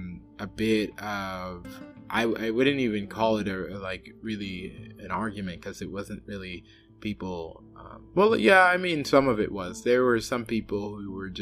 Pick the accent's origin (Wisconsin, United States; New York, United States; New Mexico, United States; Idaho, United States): New York, United States; moved away; where I'm from in New York, I am more likely to hear Creole walking around my hometown